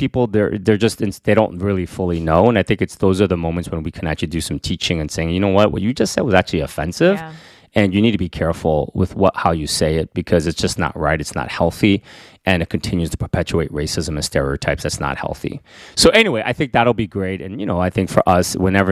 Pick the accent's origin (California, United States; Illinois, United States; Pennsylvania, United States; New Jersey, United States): New Jersey, United States; Northern; also born or lived in Queens, New York; myself, that grew up in Northern New Jersey